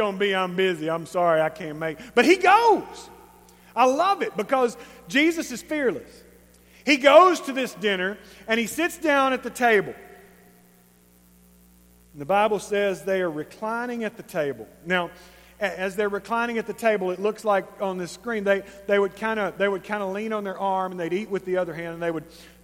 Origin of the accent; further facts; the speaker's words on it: East Texas, United States; We're East Texan.